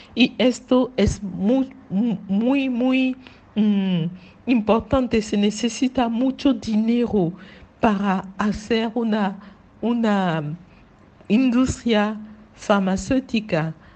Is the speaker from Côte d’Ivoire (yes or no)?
yes; Abidjan, Côte d’Ivoire; Spanish is a second language; Nací en Abidjan, en Côte d'Ivoire